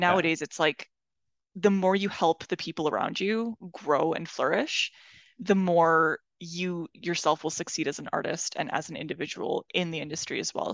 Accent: Iran; moved away; I come from Iran

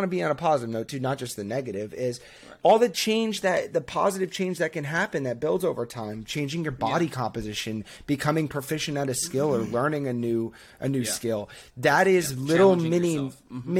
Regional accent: Northeast, United States; now in Boston, United States; born and raised in the Northeast, live up in Boston, have not left yet

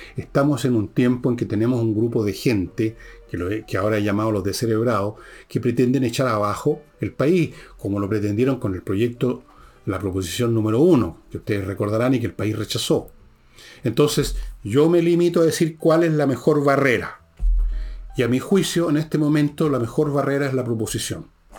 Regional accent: Chile

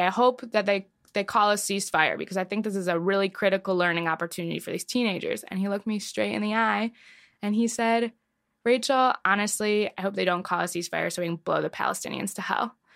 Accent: Detroit, Michigan, United States; I grew up in a really Zionist suburb of Detroit

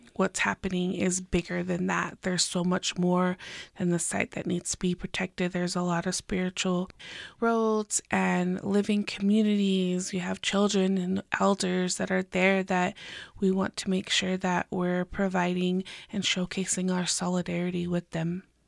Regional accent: Pueblo of Jemez, New Mexico, United States; I am from the Pueblo of Jiménez

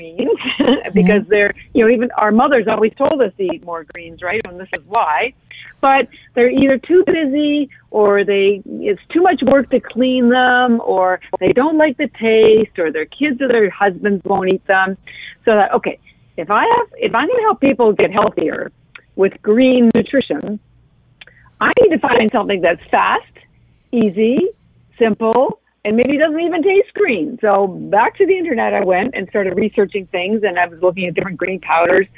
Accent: Canada; now in Boston, United States; I am Canadian. I live in Boston

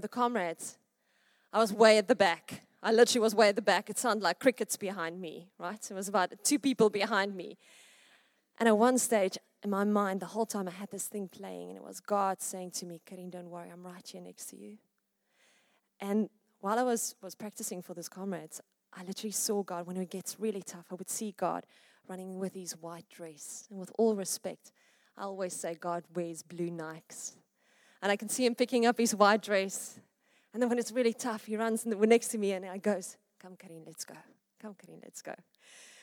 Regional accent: Witbank, Mpumalanga, South Africa; now in Pretoria, South Africa; I was born in Witbank.

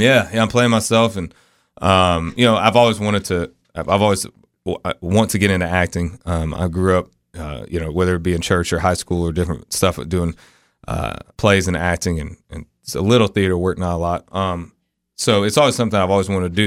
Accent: Florida, United States; I'm from Florida

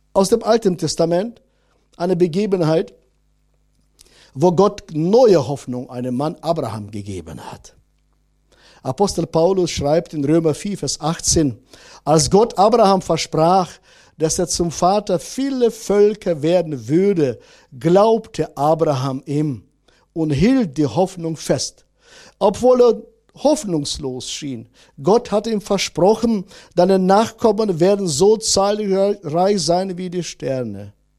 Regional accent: Northern Germany, Germany; bei uns in Norddeutschland

